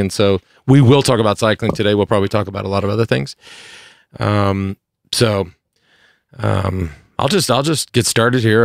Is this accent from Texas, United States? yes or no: yes; Plano, Texas, United States; I came from Plano, Texas